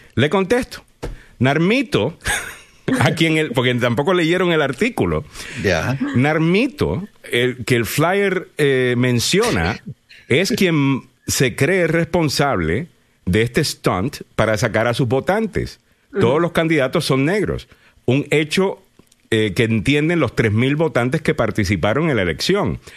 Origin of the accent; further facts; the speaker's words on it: Cayey, Puerto Rico; Calley, que es de donde soy yo.